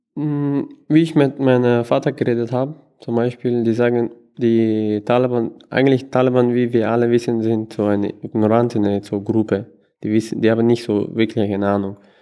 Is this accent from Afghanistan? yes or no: yes; Kabul, Afghanistan; German is a second language; now in Vienna, Austria; Ich komme selber aus Afghanistan, ursprünglich aus Kabul